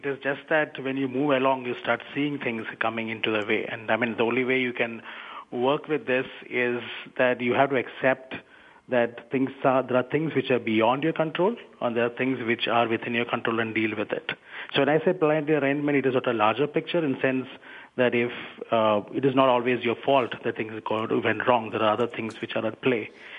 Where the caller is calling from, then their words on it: Bangalore, Karnataka, India; I'm calling from India. Where particularly? Bangalore.